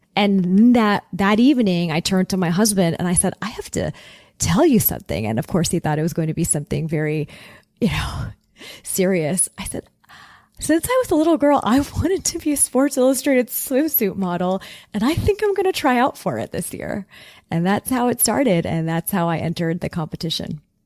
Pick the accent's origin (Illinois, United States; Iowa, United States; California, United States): California, United States; Southern; growing up in Southern California